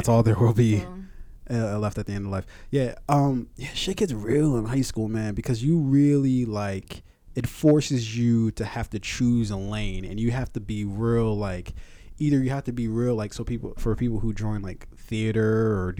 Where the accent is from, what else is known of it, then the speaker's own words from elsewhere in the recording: Columbia, Maryland, United States; Growing up in Columbia